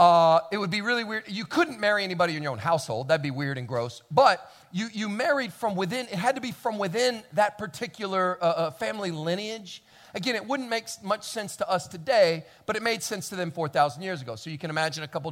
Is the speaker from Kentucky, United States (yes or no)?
yes; Kentucky, United States; I grew up in Kentucky